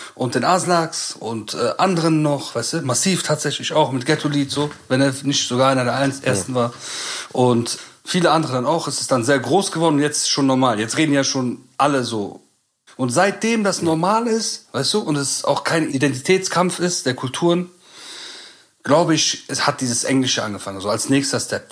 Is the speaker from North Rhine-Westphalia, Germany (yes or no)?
yes; Bonn, North Rhine-Westphalia, Germany; bei uns in Bonn, in Bad Godesberg